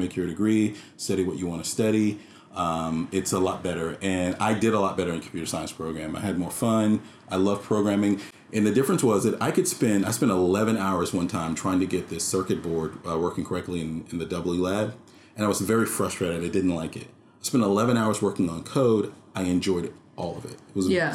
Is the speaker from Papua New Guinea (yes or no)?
no; Atlanta, Georgia, United States; moved away as an adult; also born or lived in West Philadelphia, Pennsylvania / Charleston / Goldsboro, North Carolina; I was raised in the South. I'm from Atlanta